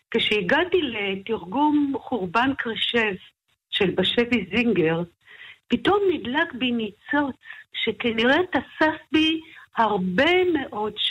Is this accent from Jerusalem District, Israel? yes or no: yes; Jerusalem, Jerusalem District, Israel; moved away; also born or lived in Tel Aviv; אני נולדתי במאה שערים, כידוע לך. Mm-hmm. אה, ואחר כך כשאבי חזר בשאלה ועברנו לגור בתל אביב